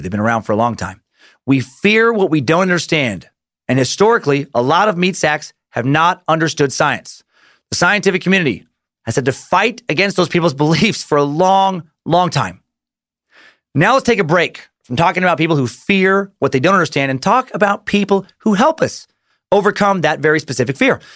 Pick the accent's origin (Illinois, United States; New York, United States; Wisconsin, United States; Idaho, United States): Idaho, United States; growing up in Idaho